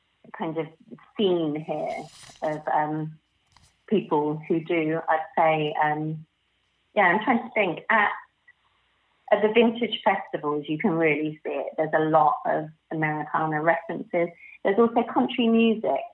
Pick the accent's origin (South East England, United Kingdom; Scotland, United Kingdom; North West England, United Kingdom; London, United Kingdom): South East England, United Kingdom; Oxford; I grew up in Oxford